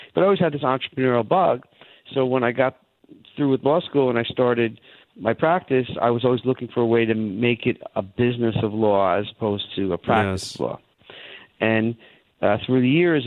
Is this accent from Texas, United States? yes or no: no; Long Island, New York, United States; I was born in Long Island, and I grew up there and lived in the New York area for most of my life